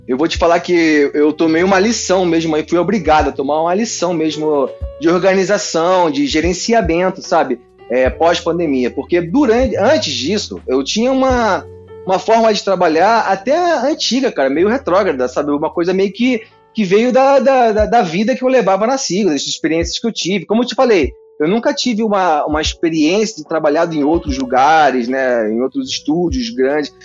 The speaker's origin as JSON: {"language": "Portuguese", "region": "Rio de Janeiro", "country": "Brazil", "tie": "born or raised there", "said": "Eu, eu sou nascido e criado em Campo Grande"}